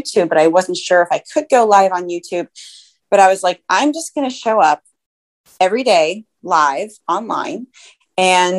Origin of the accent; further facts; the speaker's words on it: Ohio, United States; now in Bay Area, United States; I'm originally from Ohio